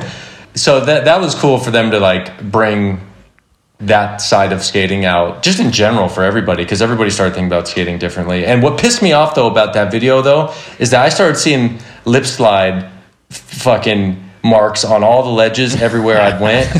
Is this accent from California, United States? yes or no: yes; Simi Valley, California, United States; I grew up in Simi Valley, California. I still live here. I've never moved